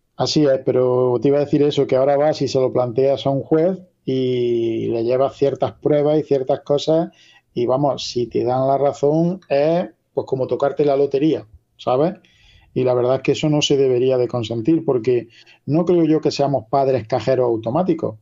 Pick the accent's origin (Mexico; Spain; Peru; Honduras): Spain; La Carolina, Andalusia